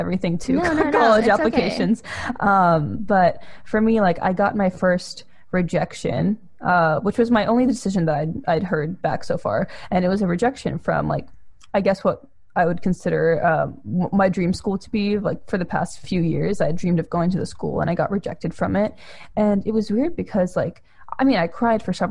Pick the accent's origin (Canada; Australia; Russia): Russia; now in United States; I'm also an immigrant. I come from Russia.